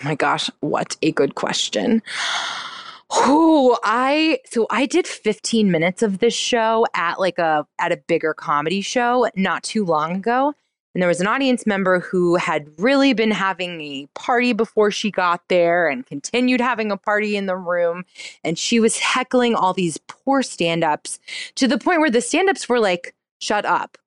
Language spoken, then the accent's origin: English; North Carolina, United States; I'm from North Carolina